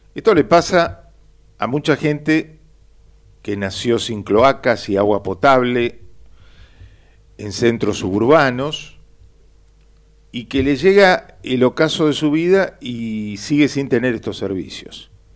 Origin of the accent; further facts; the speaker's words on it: Buenos Aires, Argentina; yo nací en Flores, con un barrio partido por las vías del tren que me hizo perder horas de vida inútiles cuando iba a visitar a mis tíos y primos en la paternal, o cuando iba a catequesis a Villa Urquiza